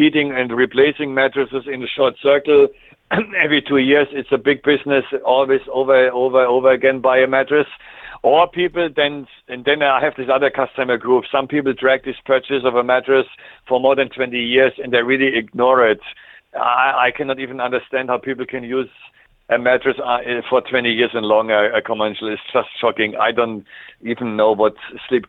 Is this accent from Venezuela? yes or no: no; Germany; accent: German; English is a second language; moved away as an adult; also born or lived in Switzerland; now in Canada; my German strong accent